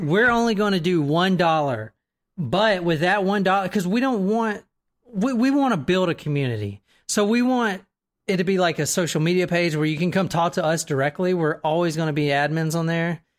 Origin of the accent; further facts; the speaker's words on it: the South, United States; I'm in from the South